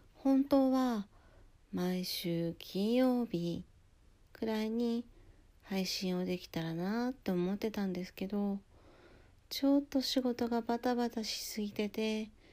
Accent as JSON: {"language": "Japanese", "region": "Hokkaido", "country": "Japan", "tie": "born or raised there", "moved": "yes", "lives_now": "Kanagawa, Japan", "said": "私北海道出身で"}